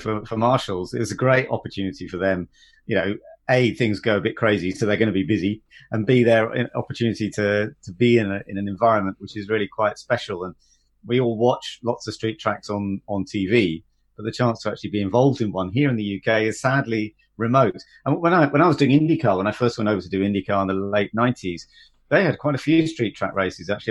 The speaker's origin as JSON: {"language": "English", "country": "United Kingdom", "said": "as a British driver doing national motorsport"}